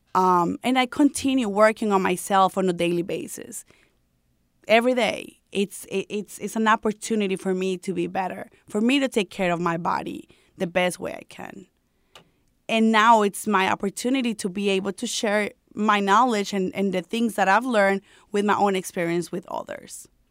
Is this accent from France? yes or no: no; Colombia; English is a second language; moved away as an adult; when I came here from Colombia, I came here when I was 18 years old